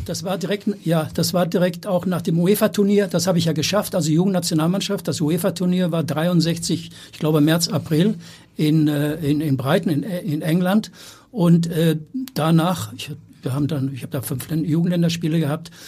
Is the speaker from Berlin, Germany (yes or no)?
no; Marburg, Hesse, Germany; moved away; also born or lived in Hamburg; in meiner alten Heimat in Marburg an der Lahn in Mittelhessen